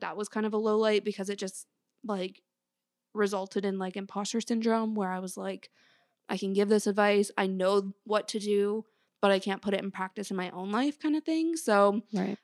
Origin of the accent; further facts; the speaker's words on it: Canada; I grew up in Canada